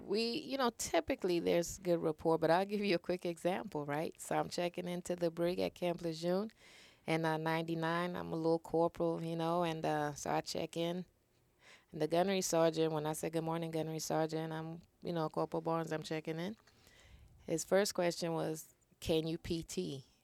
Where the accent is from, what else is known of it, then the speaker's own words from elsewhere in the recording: Trinidad & Tobago; now in United States; growing up in Trinidad